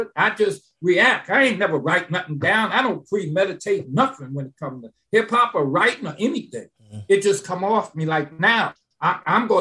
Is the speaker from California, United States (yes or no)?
no; New York City, New York, United States; I went in my neighborhood in the West Bronx. I grew up on Featherbed Lane, 176, 174th University